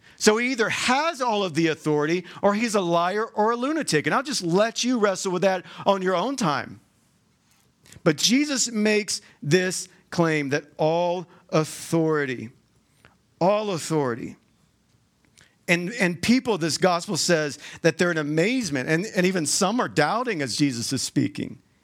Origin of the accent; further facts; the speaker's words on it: Georgia, United States; moved away as an adult; now in Utah, United States; I'm, I'm from Georgia. You'll probably hear that in, in my accent